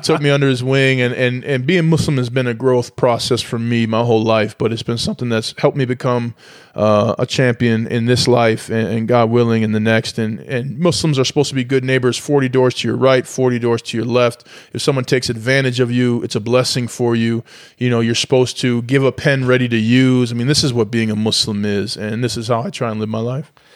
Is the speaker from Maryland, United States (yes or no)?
no; St. Paul, Minnesota, United States; I'm from St. Paul, Minnesota, the, the tundra